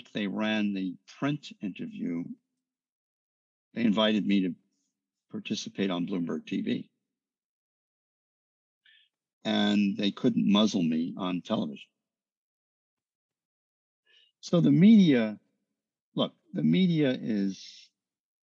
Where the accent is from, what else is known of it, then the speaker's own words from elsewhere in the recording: New York, United States; I'm from New York